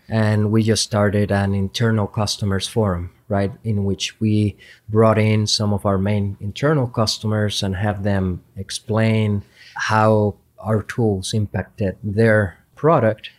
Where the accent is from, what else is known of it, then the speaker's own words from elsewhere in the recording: Puerto Rico; moved away as an adult; also born or lived in Madison, Wisconsin; I am originally from Puerto Rico, went to school at the University of Puerto Rico